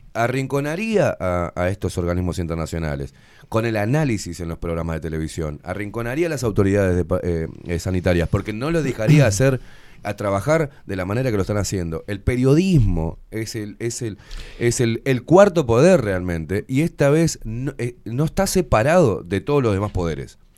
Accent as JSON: {"language": "Spanish", "country": "Uruguay", "said": "pagando el alquiler a los ponchazos, normal, como cualquier uruguayo"}